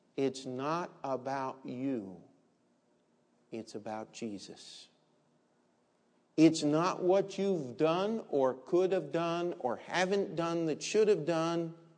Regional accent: Maryland, United States; where I grew up in Maryland

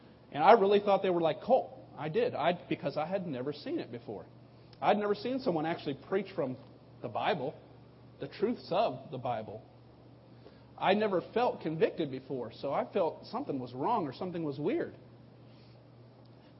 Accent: Southern California, United States; now in Texas, United States; I grew up in Southern California

